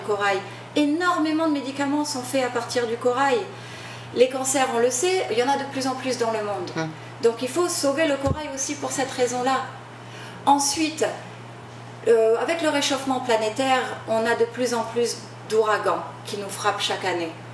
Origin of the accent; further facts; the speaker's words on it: New Caledonia; moved away as an adult; also born or lived in France / Los Angeles, United States; now in Maui, United States; Je suis originaire, je suis originaire de Nouvelle-Calédonie